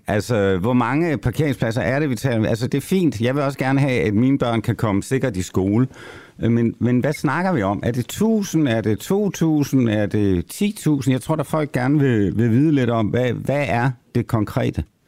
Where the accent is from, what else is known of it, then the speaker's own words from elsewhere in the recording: Copenhagen, Capital Region of Denmark, Denmark; som københavner